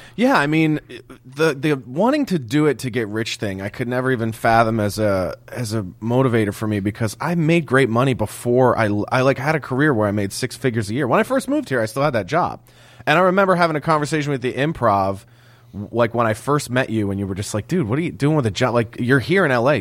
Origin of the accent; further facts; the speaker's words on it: Philadelphia, Pennsylvania, United States; I grew up in Philadelphia